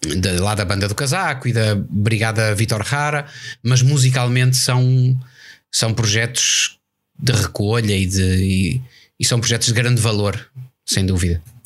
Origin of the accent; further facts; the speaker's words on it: Portugal; somos portugueses.